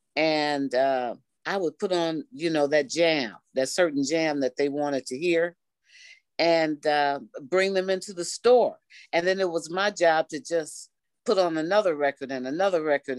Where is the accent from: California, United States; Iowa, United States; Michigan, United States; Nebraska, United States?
Michigan, United States; Detroit; I am a native Detroiter, and I grew up in Detroit on the West Side